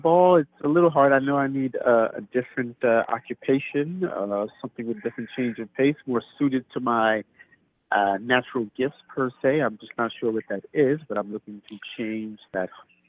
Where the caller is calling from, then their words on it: New York, United States; I'm calling from New York.